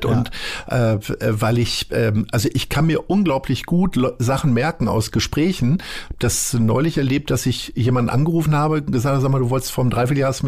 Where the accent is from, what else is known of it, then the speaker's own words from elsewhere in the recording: Lower Saxony, Germany; now in Hamburg, Germany; mein, mein äh, bester Heimatkumpel, ich komme ja nun aus Niedersachsen, mit denen telefoniere ich jeden Morgen.